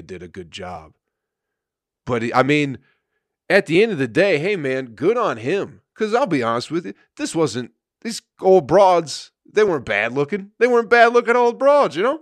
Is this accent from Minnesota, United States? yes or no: no; Michigan, United States; I'm from Michigan